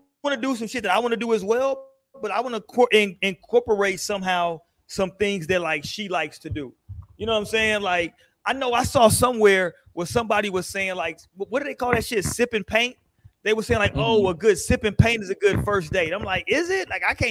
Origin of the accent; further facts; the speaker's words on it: San Diego, California, United States; born there; I was born in San Diego, California. You know what I'm saying? It is a lot of mixed races out there in San Diego, though. But I'm a military baby.